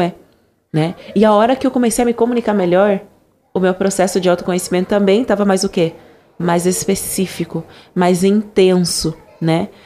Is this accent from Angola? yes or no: yes; Angola; accent: Angolan; o meu sotaque original de Angola